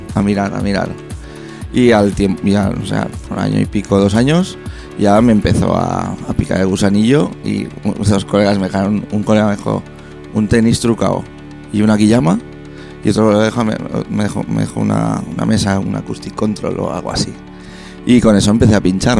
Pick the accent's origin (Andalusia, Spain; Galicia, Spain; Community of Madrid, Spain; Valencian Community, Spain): Valencian Community, Spain; Peñíscola; yo soy de Peñíscola